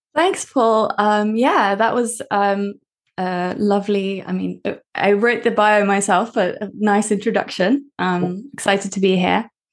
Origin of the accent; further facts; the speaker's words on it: Norway; I grew up in Norway. So this is me living in Norway